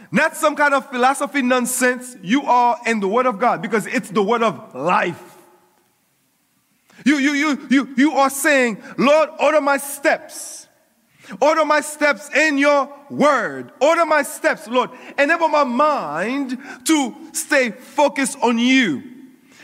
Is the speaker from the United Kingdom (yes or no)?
no; Coral Springs, Florida, United States; I was growing up in Coral Springs